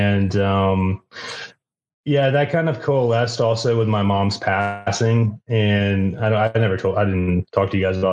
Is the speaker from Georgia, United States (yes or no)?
yes; Savannah, Georgia, United States; moved away as an adult; now in Fort Collins, United States; Originally I'm from Savannah